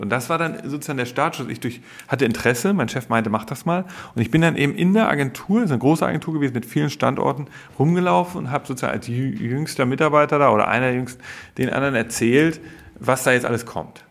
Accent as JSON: {"language": "German", "country": "Germany", "also_born_or_lived": "London", "moved": "as an adult", "said": "als Deutscher im englischen Medienmarkt zu arbeiten"}